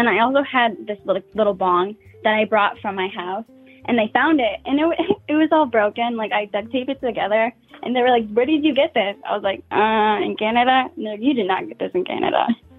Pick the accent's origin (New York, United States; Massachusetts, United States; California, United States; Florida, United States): New York, United States; I'm from New York and we were coming from there.